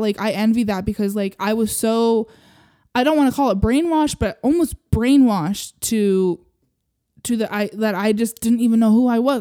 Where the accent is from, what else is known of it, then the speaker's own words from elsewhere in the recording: Utah, United States; I grew up here in Utah